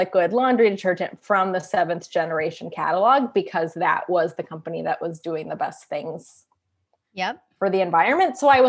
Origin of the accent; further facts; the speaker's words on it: Pacific Northwest, United States; So I grew up in the Pacific Northwest. So that sort of hippie, for lack of a better word, lifestyle, that was, I mean, my parents were very much like, we're going to recycle this.